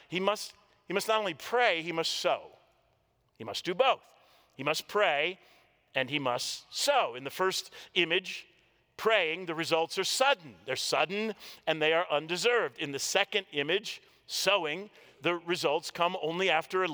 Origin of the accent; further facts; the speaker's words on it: Washington, District of Columbia, United States; I grew up in the Washington, D.C. area